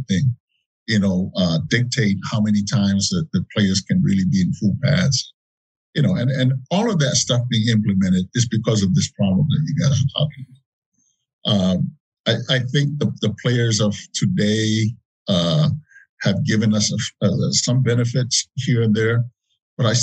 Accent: Samoa; moved away; When I grew up in Samoa

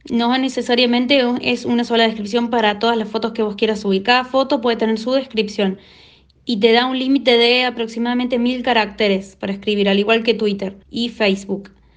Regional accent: Córdoba, Argentina; soy de Córdoba, Argentina

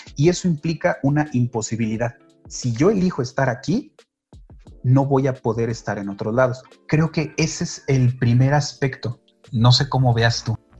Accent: Tulancingo, Hidalgo, Mexico; yo que nací en Tulancingo

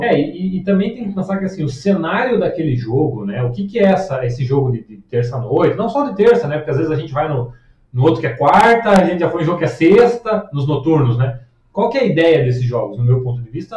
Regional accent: Curitiba, Paraná, Brazil; eu sou curitibano

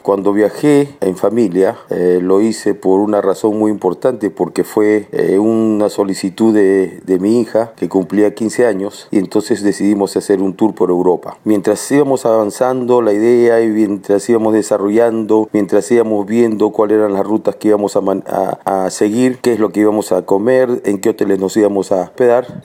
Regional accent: Peru; Yo soy de Perú

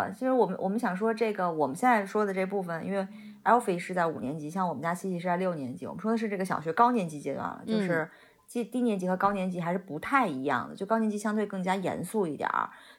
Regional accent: China; 就是对我们中国人来讲是挺利好的。我们就写 email 都用中文写就行了嘛

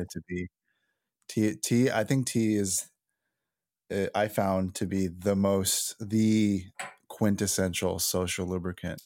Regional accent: Los Angeles, California, United States; we're from Los Angeles

